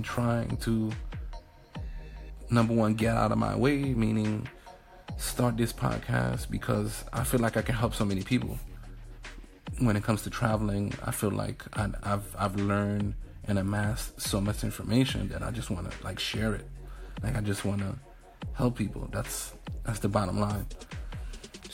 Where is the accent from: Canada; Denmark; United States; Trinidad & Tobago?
United States; New York City, New York; moved away as an adult; also born or lived in Albany, New York / Atlanta, Georgia / Hoover, Alabama; now in New Jersey, United States; I am from New York City, raised in Harlem, Brooklyn as well, Brooklyn, New York. Like I said, born and raised there.